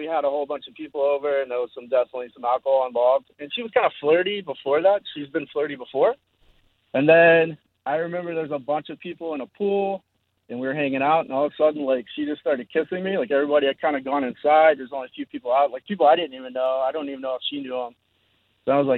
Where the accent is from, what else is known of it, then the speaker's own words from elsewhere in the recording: Georgia, United States; I'm from Georgia, but I'm not going to say what city